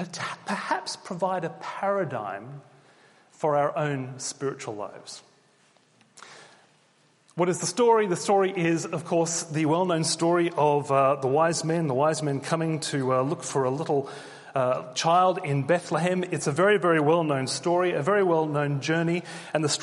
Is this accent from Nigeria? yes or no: no; Australia; moved away as an adult; now in Oxford, United Kingdom; when you're living as an Australian in the UK, and we've been here 2.5 years now